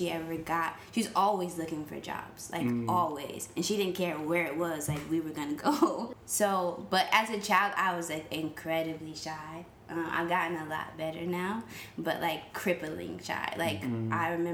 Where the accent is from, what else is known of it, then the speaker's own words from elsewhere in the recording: Sheboygan, Wisconsin, United States; moved away; I was born in a very small town in Wisconsin called Sheboygan.